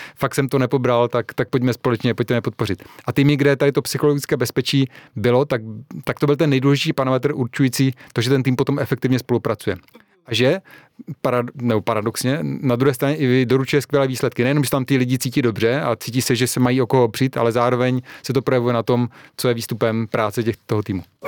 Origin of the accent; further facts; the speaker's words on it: Czechia